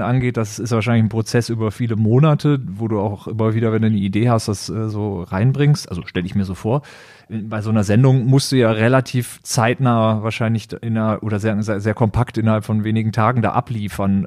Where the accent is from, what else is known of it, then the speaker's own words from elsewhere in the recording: Düsseldorf, North Rhine-Westphalia, Germany; moved away as an adult; also born or lived in Berlin; ich ge-, gebürtiger Düsseldorfer bin